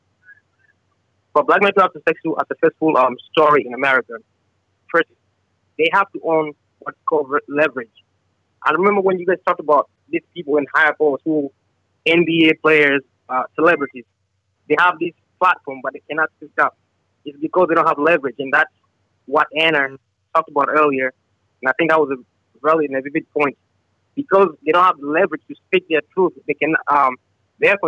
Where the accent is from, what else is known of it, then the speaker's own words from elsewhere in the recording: South Sudan; also born or lived in Uganda; now in United States; I'm from Africa